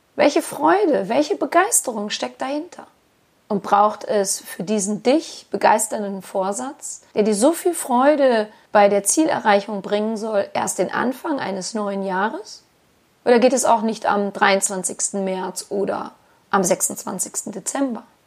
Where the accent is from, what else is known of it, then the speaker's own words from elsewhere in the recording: Germany; bei uns in Deutschland